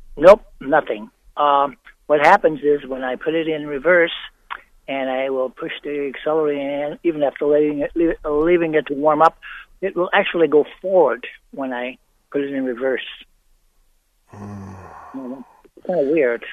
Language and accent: English; Colorado, United States; we're from Colorado.